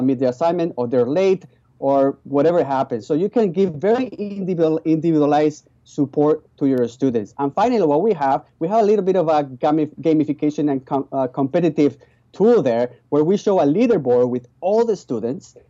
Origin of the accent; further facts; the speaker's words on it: Spain; English is a second language; moved away as an adult; now in Vancouver, Canada; My original background is I was born in Spain. So that's why you hear a funny accent. And I came here when I was 19 years old